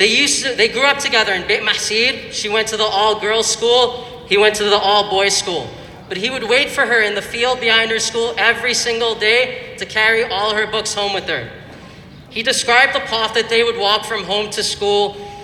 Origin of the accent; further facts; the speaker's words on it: Jordan; born there; I was born in Jordan. If anyone's born in Jordan over here.